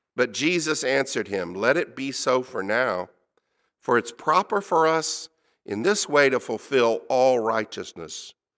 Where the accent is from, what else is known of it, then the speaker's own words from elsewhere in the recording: United States; I'm an American.